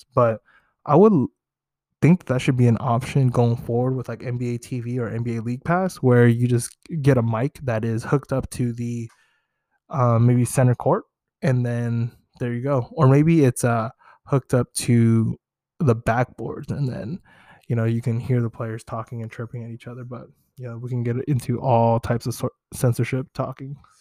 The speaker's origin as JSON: {"language": "English", "area": "Bay Area", "region": "California", "country": "United States", "tie": "born or raised there", "said": "growing up in the Bay Area"}